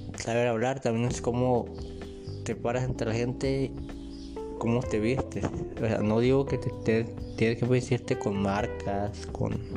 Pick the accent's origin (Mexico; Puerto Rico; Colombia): Mexico; Colima; yo soy de Colima, en México